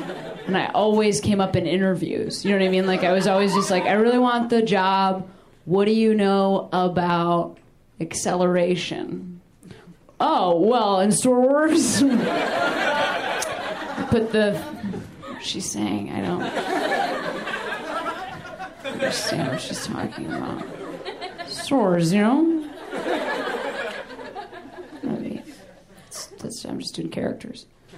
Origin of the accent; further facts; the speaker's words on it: Ohio, United States; I am from Ohio, I want to share that with you guys. What we do in that state, not a lot of people have been to Ohio, it's not a big tourism place.